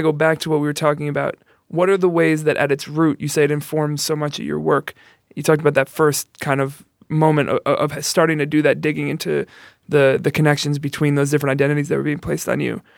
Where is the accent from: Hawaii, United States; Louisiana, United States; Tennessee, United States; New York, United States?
New York, United States; New York City; now in Chicago, United States; I'm from the Bronx.